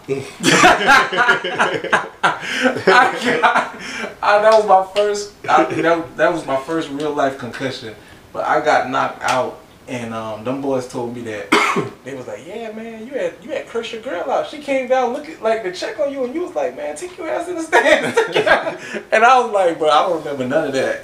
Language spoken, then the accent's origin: English; Orangeburg, South Carolina, United States; also born or lived in Charleston, South Carolina; I grew up in Orangeburg